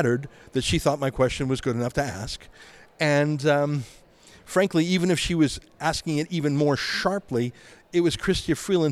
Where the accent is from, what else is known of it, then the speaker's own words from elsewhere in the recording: Canada; as a Canadian